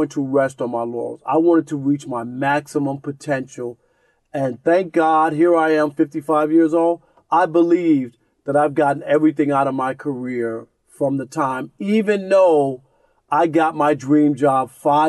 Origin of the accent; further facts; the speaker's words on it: New York City, New York, United States; I grew up in Jamaica, Queens